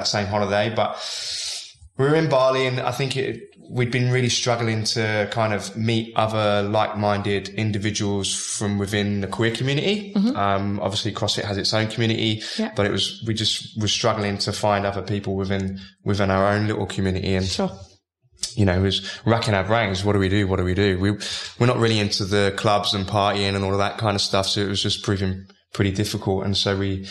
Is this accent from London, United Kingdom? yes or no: yes; London, United Kingdom; now in Australia; I'm originally from South London in the UK.